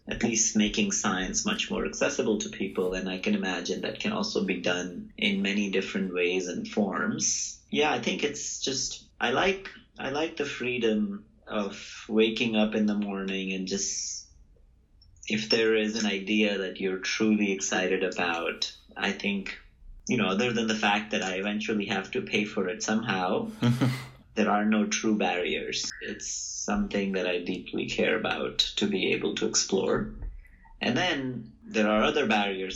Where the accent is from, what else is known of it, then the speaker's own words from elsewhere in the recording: Mawana, Uttar Pradesh, India; moved away as an adult; now in Stanford, United States; I grew up in India. I'm now a faculty at Stanford.